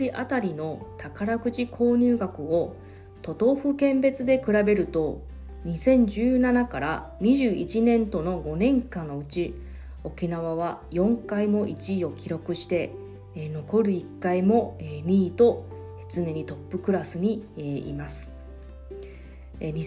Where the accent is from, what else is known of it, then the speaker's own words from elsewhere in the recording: Taiwan; now in Okinawa, Japan; このコーナーは私台湾出身の … が沖縄のニュースを中国語を交えながら紹介します